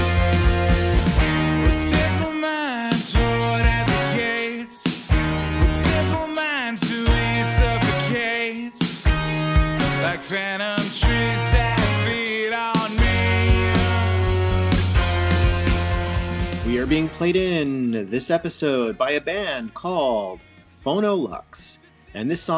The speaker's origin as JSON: {"language": "English", "region": "upstate New York", "country": "United States", "said": "I'm from upstate New York"}